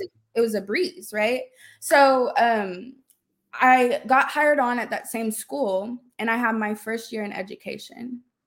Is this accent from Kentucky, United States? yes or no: no; Austin, Texas, United States; moved away as an adult; also born or lived in Dallas-Fort Worth, Texas; I'm originally from Austin, but I moved to the D F W area for college